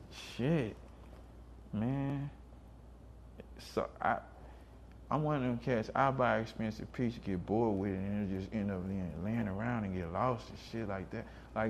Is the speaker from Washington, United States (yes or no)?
yes; Seattle, Washington, United States; I got crossover rap because I grew up in Seattle.